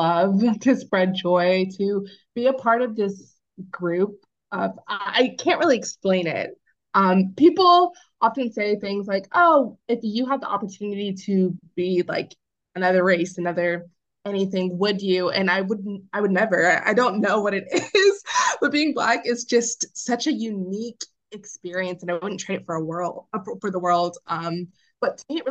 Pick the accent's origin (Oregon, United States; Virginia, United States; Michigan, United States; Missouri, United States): Virginia, United States; Arlington; I'm from Arlington, which is predominantly white. It's right outside D.C.